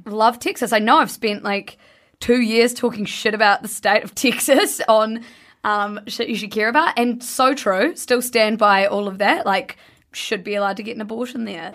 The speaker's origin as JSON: {"language": "English", "country": "New Zealand", "said": "I'm from New Zealand"}